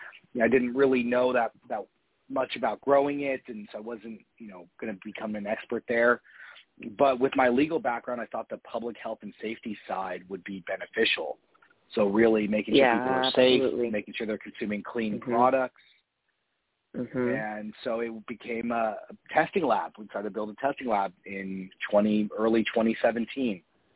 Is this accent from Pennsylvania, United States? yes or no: no; Southern California, United States; also born or lived in Napa, California; born and raised Southern California. Lived in Northern for a little bit, but yeah, mostly Southern California.